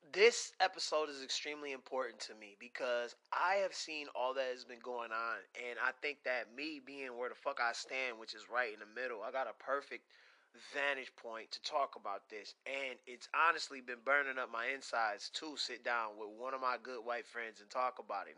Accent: Pontiac, Michigan, United States; moved away; we're from Pontiac, Michigan

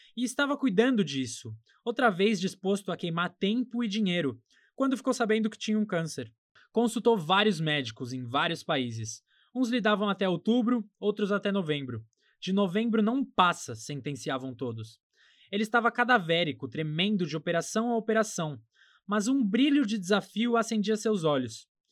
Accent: Brazil; nós brasileiros

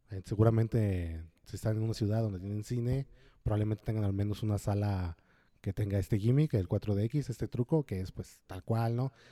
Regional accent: West Virginia, United States; accent: West Virginia; Spanish is a second language; Como, ah, creo que a lo mejor mi acento de West Virginia no ayuda

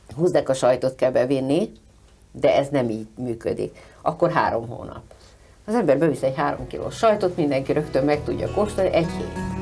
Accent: Budapest, Hungary; moved away as an adult; én egy pesti vagyok, született pesti

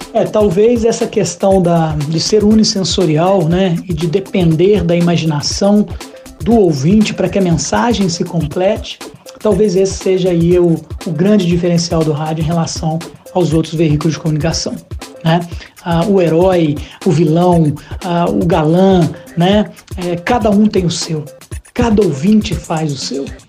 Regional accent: Caxambu, Minas Gerais, Brazil; moved away; also born or lived in Juiz de Fora; lá em Caxambu, minha cidade natal

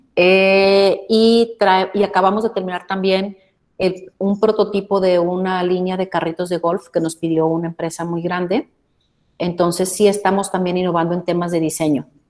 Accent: Mexico

